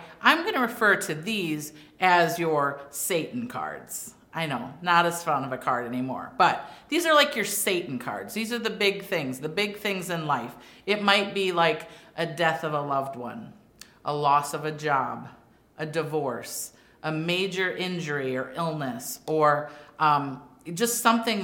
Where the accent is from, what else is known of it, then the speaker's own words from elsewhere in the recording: Wisconsin, United States; I grew up in Wisconsin